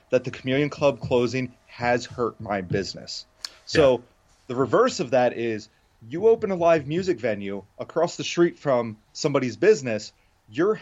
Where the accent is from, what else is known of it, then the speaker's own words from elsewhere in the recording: York, Pennsylvania, United States; I grew up in York